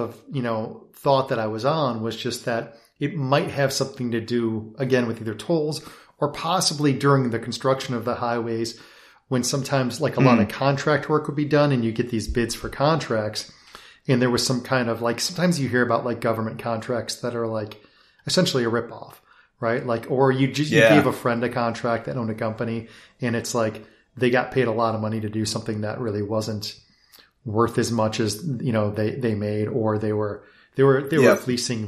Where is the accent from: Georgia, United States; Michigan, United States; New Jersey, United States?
Michigan, United States; Detroit; Well, I grew up in the Motor City.